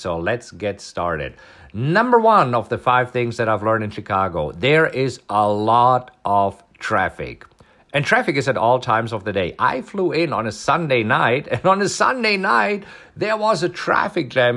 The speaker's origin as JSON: {"language": "English", "country": "Germany", "tie": "born or raised there", "moved": "yes", "said": "this is food that I grew up on in Germany"}